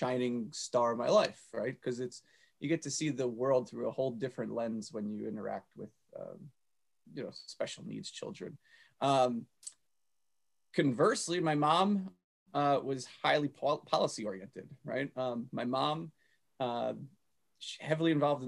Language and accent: English; Old Bridge, New Jersey, United States; I grew up in Old Bridge, New Jersey.